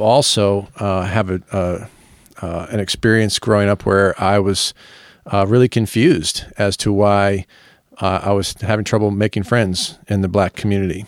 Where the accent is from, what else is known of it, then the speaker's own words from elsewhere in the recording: Virginia, United States; moved away as an adult; also born or lived in Philadelphia; now in Bowling Green, United States; growing up in Virginia, I saw it